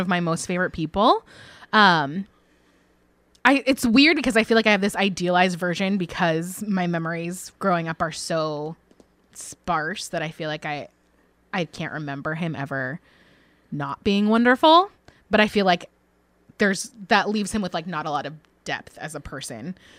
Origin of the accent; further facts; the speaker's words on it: California, United States; I am a Californian.